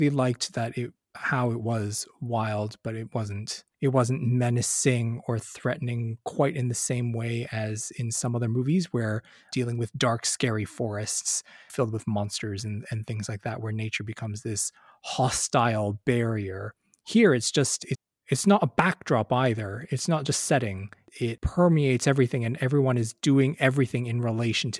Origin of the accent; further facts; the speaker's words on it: Canada; being Canadian